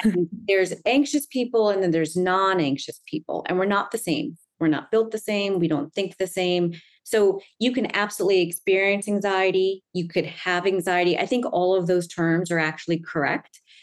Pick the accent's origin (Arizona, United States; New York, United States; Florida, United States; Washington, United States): New York, United States; Long Island; now in Manhattan, United States; I grew up in Long Island, which is in New York